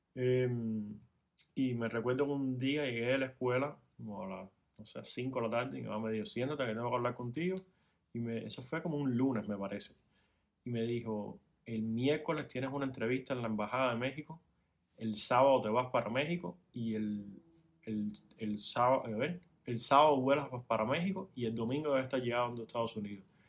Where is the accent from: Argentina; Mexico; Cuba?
Cuba; moved away as an adult; now in Miami, United States; soy cubano